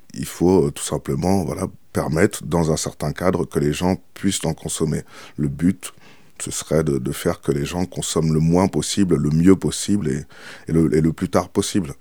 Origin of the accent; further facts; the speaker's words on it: Seine-et-Marne, Île-de-France, France; j'ai grandi en Ile-de-France, en Seine-et-Marne